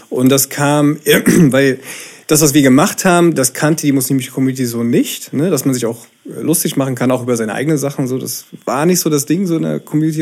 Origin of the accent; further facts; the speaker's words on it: Berlin, Germany; Und ich bin in Ostberlin damals noch in der DDR äh, geboren